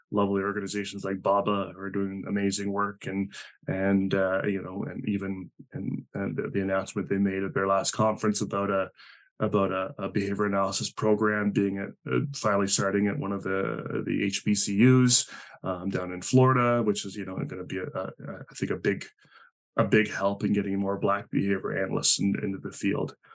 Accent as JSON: {"language": "English", "country": "Spain", "first_language": "Spanish", "second_language": "English", "said": "just because I'm from Spain and speak Spanish doesn't mean I'm going to do well"}